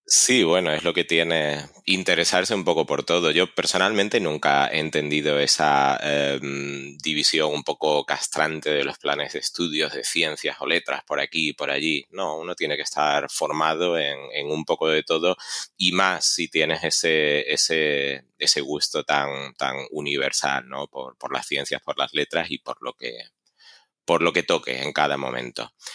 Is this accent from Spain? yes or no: yes; Extremadura, Spain; como extremeño, encantado de que mi tierra sea protagonista por méritos propios